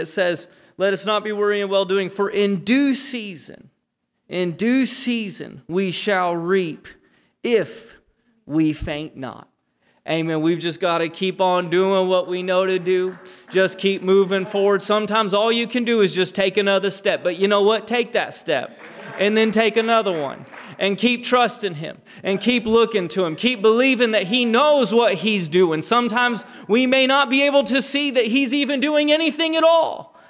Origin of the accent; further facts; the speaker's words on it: Japan; I was born and raised in Japan. My parents are missionaries. They've been missionaries for 37 years.